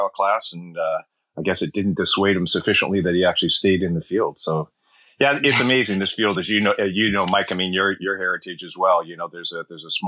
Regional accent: British Columbia, Canada; moved away as an adult; also born or lived in Ontario; now in Davis, United States; I'm Canadian, grew up in British Columbia, grew up on a dairy farm

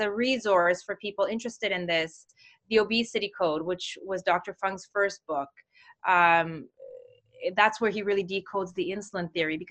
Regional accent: Mozambique; moved away; I'm from Mozambique

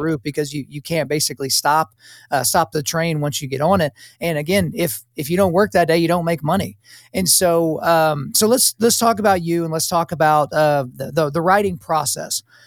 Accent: United States; as an American, as an American with a wife and children

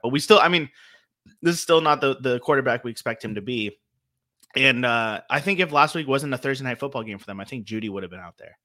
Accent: Los Angeles, California, United States; growing up in L A with no team

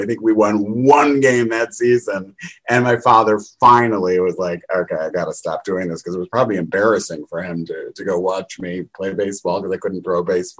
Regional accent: Chicago, Illinois, United States; I grew up in a suburb outside of Chicago.

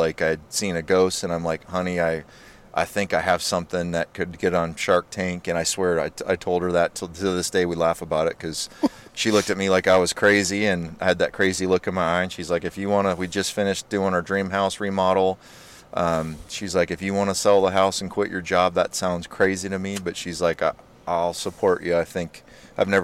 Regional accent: Humble, Texas, United States; moved away; also born or lived in St. Paul, Minnesota / Arizona; We lived in Humble, Texas, so I went to Tuscaloosa Middle School, Oaks Elementary School, Humble High School, and nice. So that's kind of my stomping ground in the Humble area

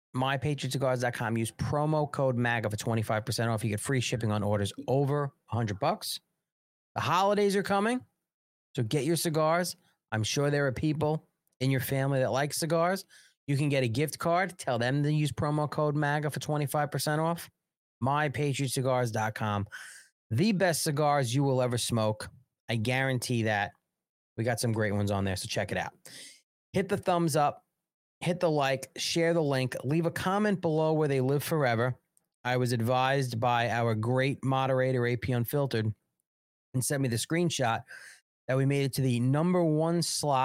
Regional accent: United States; I'm fucking American and I'm America first.

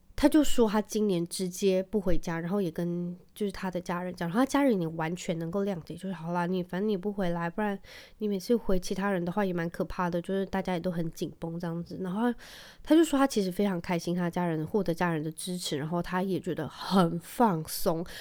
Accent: Penghu County, Taiwan; 我记得我小时候在澎湖的时候

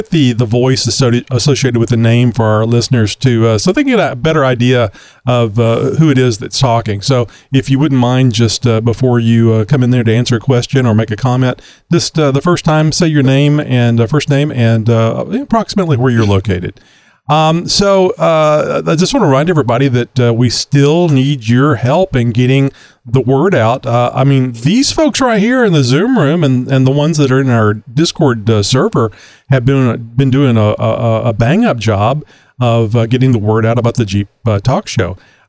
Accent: Austin, Texas, United States; I'm from the Austin area.

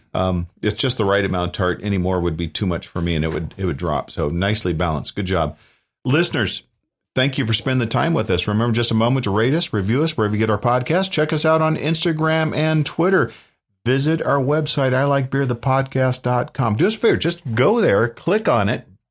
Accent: San Diego County, California, United States; born and raised in San Diego County

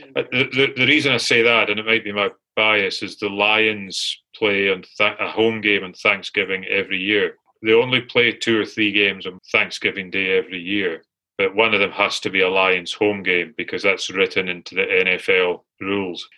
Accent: Glasgow, Scotland, United Kingdom; asked where I was from. As uh, I told him Glasgow

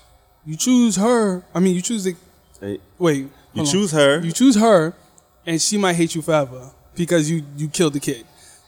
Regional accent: United States; No, I'm from America.

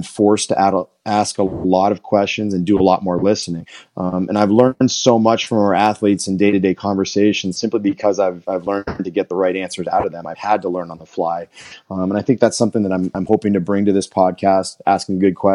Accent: Southern Maine, United States; I grew up in Southern Maine

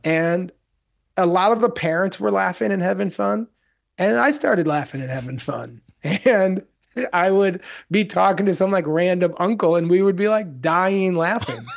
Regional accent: Evanston, Illinois, United States; moved away; when I was a little kid, I grew up outside of Chicago

